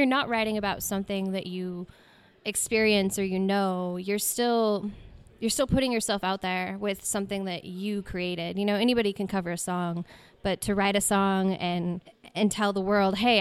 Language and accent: English; Spokane, Washington, United States; I was born and raised in Spokane for most of my life. I spent a little bit of time on the coast